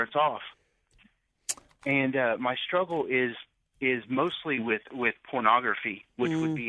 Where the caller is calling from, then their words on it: Richland, Missouri, United States; I'm calling from Missouri, Richland, Missouri. It's a little small hick town in Missouri. It's so small.